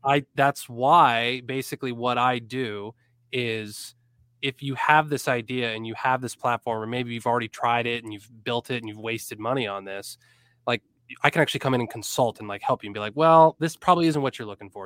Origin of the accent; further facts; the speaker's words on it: Erie, Pennsylvania, United States; also born or lived in Blacksburg, Virginia; I'm from Erie, P